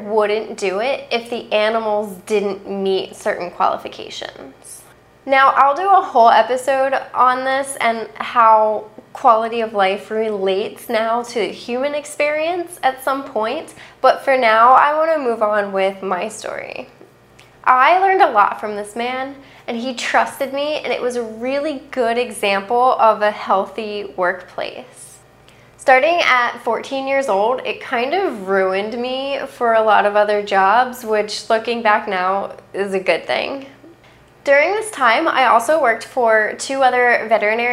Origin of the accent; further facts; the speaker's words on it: outside of Philadelphia, Pennsylvania, United States; where I grew up outside of Philadelphia